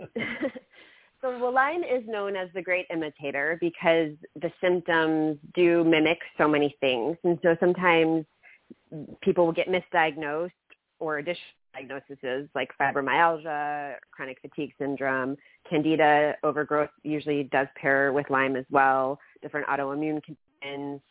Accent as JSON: {"language": "English", "country": "Germany", "tie": "born or raised there", "moved": "yes", "lives_now": "United States", "said": "I grew up in Germany"}